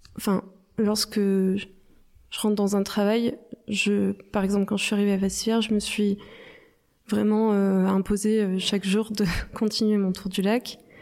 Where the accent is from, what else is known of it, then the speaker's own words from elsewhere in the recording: Provence-Alpes-Côte d'Azur, France; je viens des Hautes-Alpes